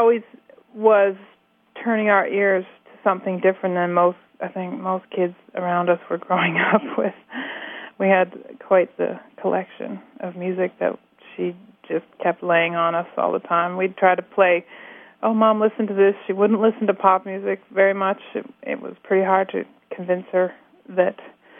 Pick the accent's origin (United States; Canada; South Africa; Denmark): Canada; Nanaimo, British Columbia; now in Montreal, Canada; we grew up in Cedar, which was this little tiny farm area south of the sort of mid-sized mill town by the name of Nanaimo that we grew up in.